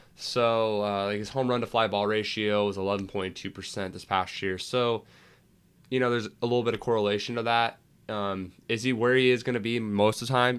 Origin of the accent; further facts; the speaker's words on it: England, United Kingdom; I'm English